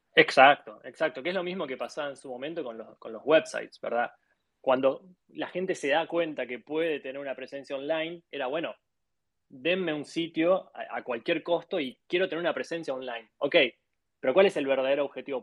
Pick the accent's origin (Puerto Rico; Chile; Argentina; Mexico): Argentina; now in Miami, United States; soy de, Argentina